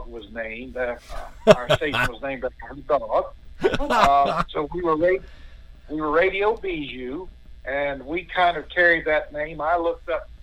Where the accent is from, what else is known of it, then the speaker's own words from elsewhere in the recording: Sandhills, North Carolina, United States; I grew up in the Sand Hills side, lived in the beach side, Wellington, and finally have ended up migrating up here to the high country where it's a little bit cooler